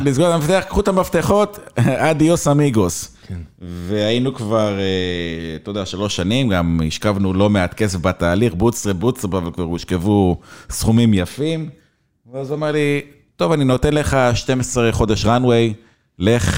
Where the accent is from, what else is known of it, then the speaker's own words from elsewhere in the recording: Israel; moved away as an adult; also born or lived in England; אני ישראלי קטנצ'יק